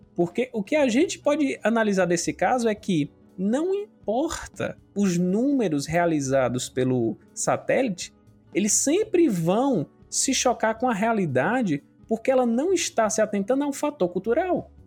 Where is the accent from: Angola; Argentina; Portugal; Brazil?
Brazil; Acopiara, Ceará; eu sou aqui de Acopiara, da região centro-sul do estado do Ceará